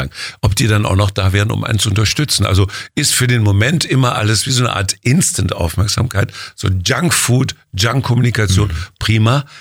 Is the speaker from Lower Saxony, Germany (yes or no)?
no; Jülich, North Rhine-Westphalia, Germany; Rheinland, Jülich, geboren am 11.11. .11. um 11 Uhr